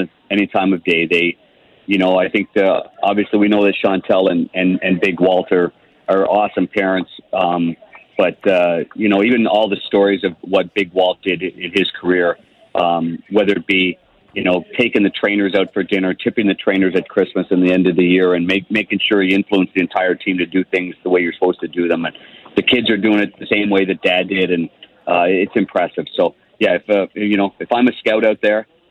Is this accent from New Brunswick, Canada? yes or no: no; Ottawa, Ontario, Canada; when I was a kid growing up in Ottawa